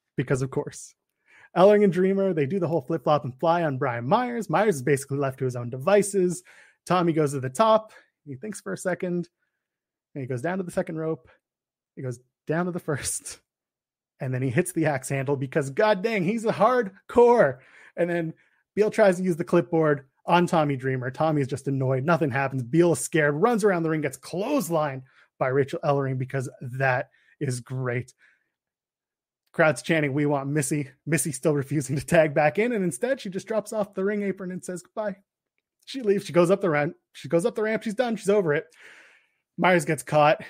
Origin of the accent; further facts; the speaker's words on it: Canada; the Canadian boy. I am a Canadian boy.